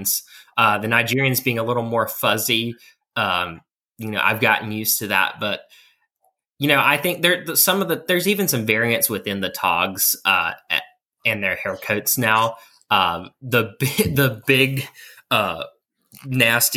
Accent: central North Carolina, United States; I'm from North Carolina, right in the central part of the state

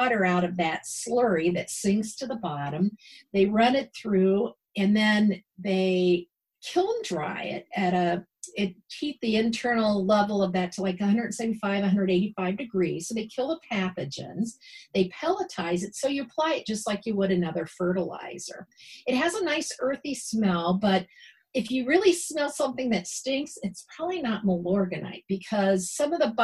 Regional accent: Ohio, United States; now in Milwaukee, United States; I'm originally from Ohio

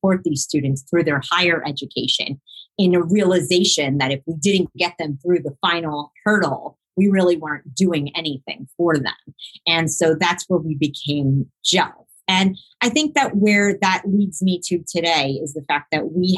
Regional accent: Miami, Florida, United States; I grew up in Miami, and I grew up with a large Jewish community surrounding me in the South Florida area

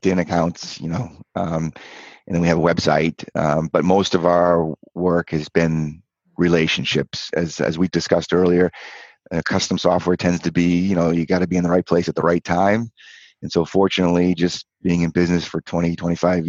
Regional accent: Cape Cod, Massachusetts, United States; I grew up on Cape Cod.

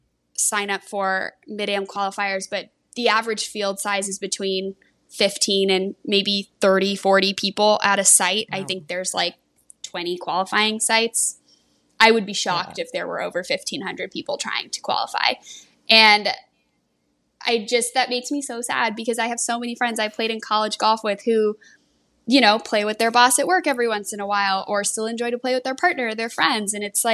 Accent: San Diego, California, United States; moved away; Rancho Bernardo Country Club in San Diego, back where I'm from.

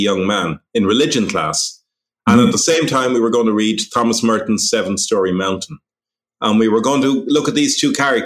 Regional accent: St. Margaret's, Leinster, Ireland; moved away as an adult; now in Trieste, Italy; Okay, so I grew up in North County Dublin in a place called St. Margaret's, which is somewhere between Finglas and the airport on a small farm.

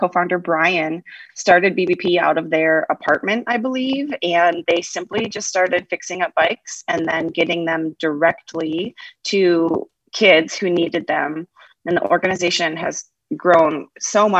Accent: just outside of Ann Arbor, Michigan, United States; moved away as an adult; also born or lived in Knoxville, Tennessee; now in Boise, United States; I grew up in Michigan, just outside of the Ann Arbor area

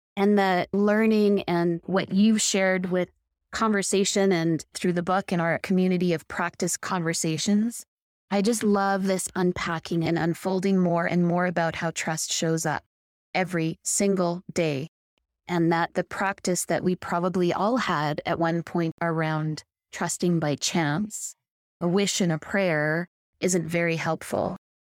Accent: Victoria, British Columbia, Canada; My experience was growing up in Victoria, which is a beautiful island off the coast of British Columbia

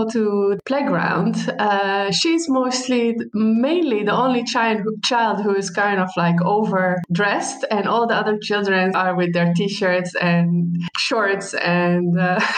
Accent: Palestine; moved away as an adult; also born or lived in United States; now in Netherlands; I am from Palestine. And I have been living in the Netherlands uh, more than five years now. And I end up living here because my husband is Dutch.

